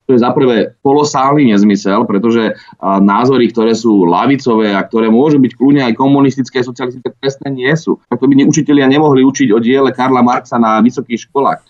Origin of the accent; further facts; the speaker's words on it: Bratislava, Bratislava Region, Slovakia; vyrastal som v Petržalke